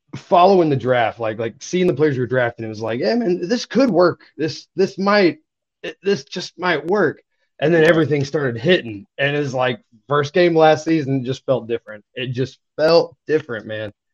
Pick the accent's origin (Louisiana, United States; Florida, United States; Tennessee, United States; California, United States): Tennessee, United States; East; I grew up in East Tennessee